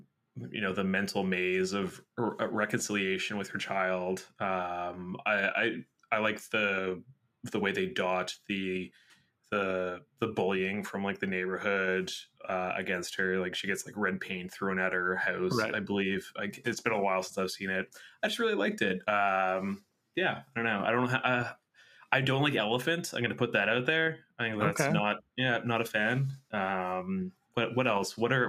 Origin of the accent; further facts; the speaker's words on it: United States; So I grew up in the States after like Columbine, and I remember like even if somebody started to cross the school campus, like the school perimeter, it would go into like lockdown.